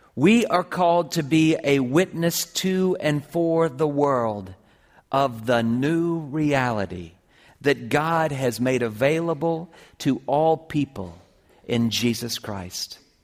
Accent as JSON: {"language": "English", "town": "Columbia", "region": "South Carolina", "country": "United States", "tie": "born or raised there", "moved": "yes", "said": "I grew up with her in Columbia, South Carolina"}